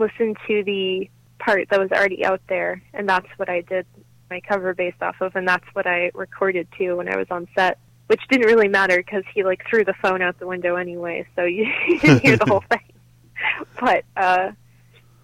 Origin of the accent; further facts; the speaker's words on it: Nashville, Tennessee, United States; I grew up in Nashville, so obviously there's a lot of music just around me.